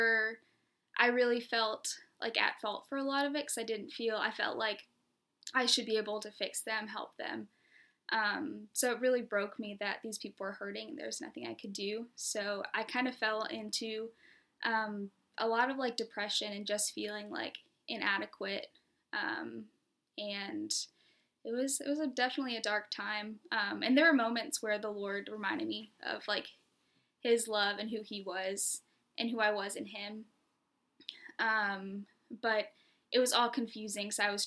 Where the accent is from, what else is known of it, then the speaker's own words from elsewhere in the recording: Charleston, South Carolina, United States; moved away as an adult; also born or lived in Ohio; now in Rock Hill, United States; I grew up in Charleston, South Carolina